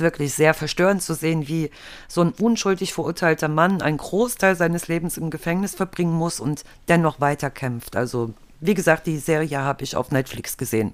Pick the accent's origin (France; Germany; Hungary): Germany; eastern Germany; Ich bin ja halt im Osten aufgewachsen